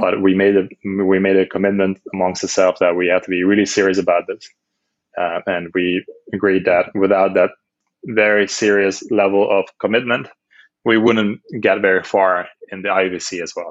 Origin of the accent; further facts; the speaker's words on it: Netherlands; moved away as an adult; also born or lived in Amsterdam / China; I'm from Holland, born and raised in Holland